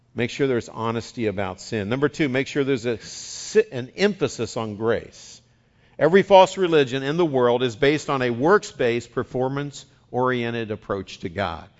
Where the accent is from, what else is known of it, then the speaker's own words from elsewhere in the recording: West Virginia, United States; accent: West Virginian; now in California, United States; I'm bilingual. I speak West Virginian and Californian